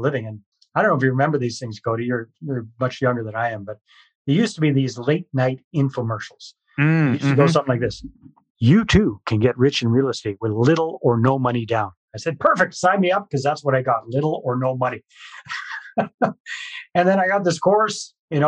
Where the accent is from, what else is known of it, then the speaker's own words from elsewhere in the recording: British Columbia, Canada; moved away as an adult; also born or lived in Costa Rica; I'm Canadian, born and raised in British Columbia